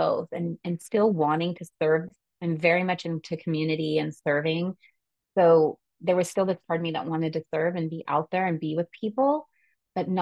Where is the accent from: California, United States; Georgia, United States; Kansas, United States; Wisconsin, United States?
California, United States; I am from California